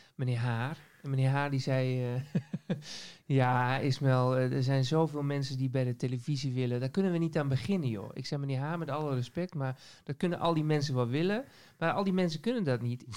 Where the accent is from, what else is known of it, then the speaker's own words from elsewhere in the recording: Assen, Drenthe, Netherlands; also born or lived in Leeuwarden; now in Groningen, Netherlands; Ik kom uit Assen oorspronkelijk. Ik ben geboren in, eh, eh, in, de hoofdstad van Drenthe